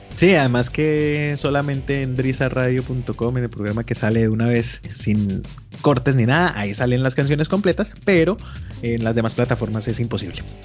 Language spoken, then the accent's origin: Spanish; Colombia